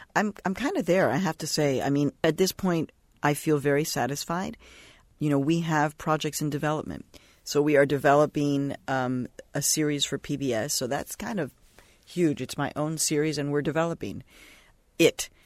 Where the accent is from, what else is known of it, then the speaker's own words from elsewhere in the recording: Mexico; now in United States; I was born in Mexico